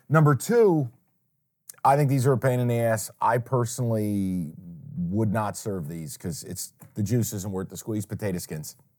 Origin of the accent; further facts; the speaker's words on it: Saratoga Springs, New York, United States; moved away; my hometown